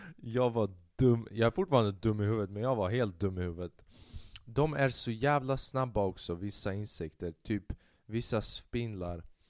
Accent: Sweden; jag var född i Sverige

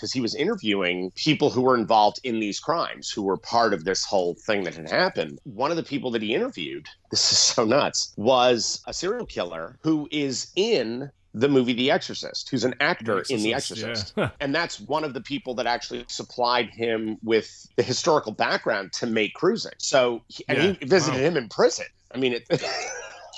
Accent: New York City, New York, United States; And I grew up in New York City.

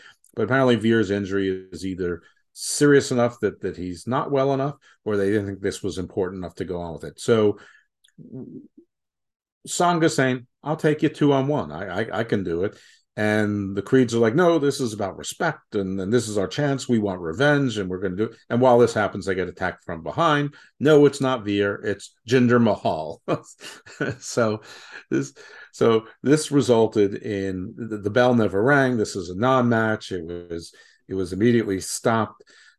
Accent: New York, United States; I'm at least from New York and I'm at least Eastern European Mediterranean in some respect.

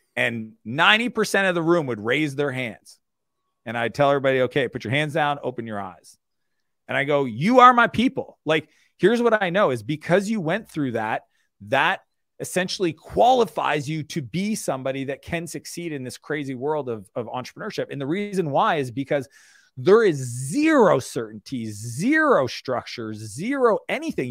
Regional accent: Moncton, New Brunswick, Canada; I grew up in Eastern Canada in a small town called Moncton, New Brunswick.

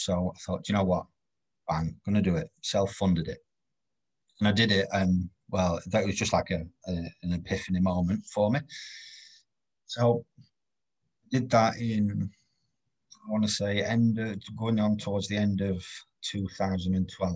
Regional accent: Doncaster, Yorkshire and the Humber, United Kingdom; I'm from Doncaster. I'm not from sort of London

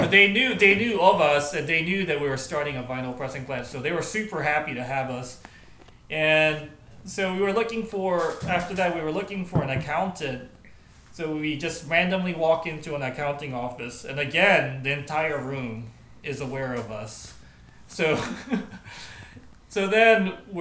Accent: Japan; now in United States; my home country of Japan

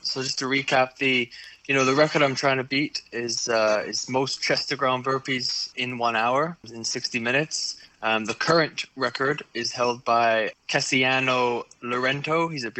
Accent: Kelowna, British Columbia, Canada; also born or lived in England; I was born in England. You know, I lived in England with my family for the first 6 years of my life. All four of us, me, Josh, mum and dad, we emigrated to Canada, and we moved to Kelowna

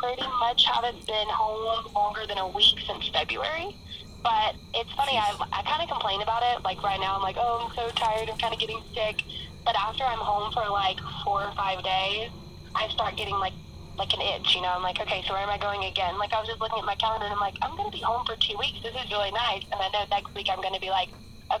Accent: South Carolina, United States; now in Orlando, United States; originally I am from South Carolina

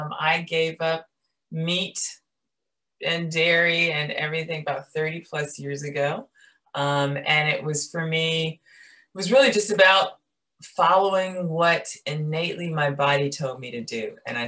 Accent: Chicago, Illinois, United States; I'm from Chicago, very meat and potatoes

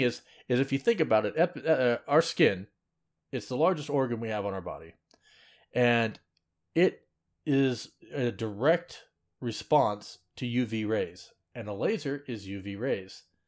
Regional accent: Seattle, Washington, United States; I'm from Seattle, as in, like, the airport area

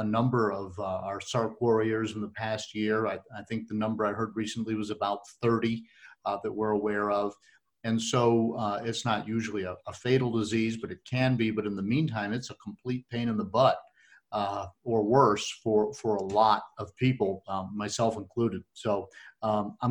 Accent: Northeast, United States; moved away; also born or lived in New York / Vermont / Massachusetts; I grew up skiing in the Northeast and New York and Vermont and Massachusetts, and just loved it up there

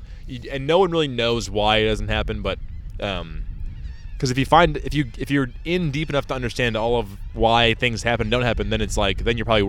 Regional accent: United States; One more privilege that we have as white American people is you speak English great

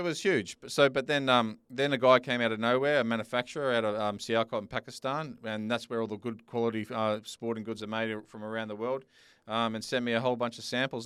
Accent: Sydney, New South Wales, Australia; now in Perth, Australia; I'm originally from Sydney

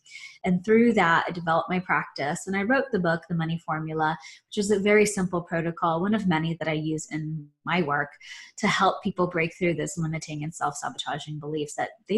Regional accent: Philippines; born there; I was born in the Philippines.

